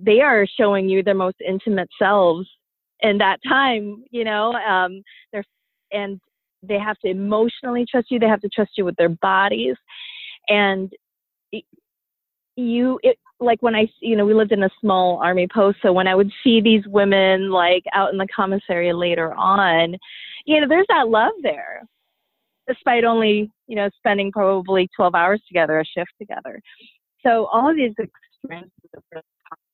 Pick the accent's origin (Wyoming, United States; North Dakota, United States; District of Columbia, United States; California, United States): California, United States; also born or lived in Philippines; I have extended family sisters of whom I grew up with in California